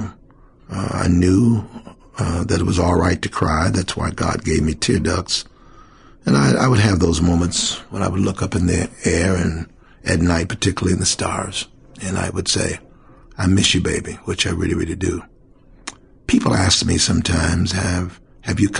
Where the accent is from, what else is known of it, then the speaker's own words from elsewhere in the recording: Cincinnati, Ohio, United States; also born or lived in Knoxville, Tennessee; So I've been in Cincinnati for 66 years